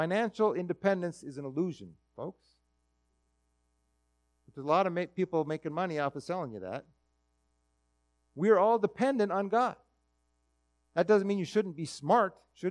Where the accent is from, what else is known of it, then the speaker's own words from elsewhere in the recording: Minnesota, United States; I'm a Minnesotan